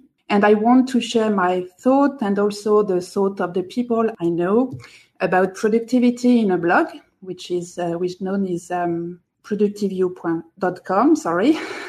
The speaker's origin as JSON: {"language": "English", "country": "France", "also_born_or_lived": "near Paris, France", "accent": "French", "second_language": "English", "said": "I'm living close to Paris in France, as you can hear from my accent."}